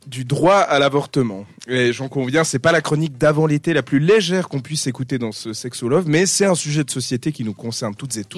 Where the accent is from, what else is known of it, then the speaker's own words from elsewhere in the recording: Switzerland; chez nous en Suisse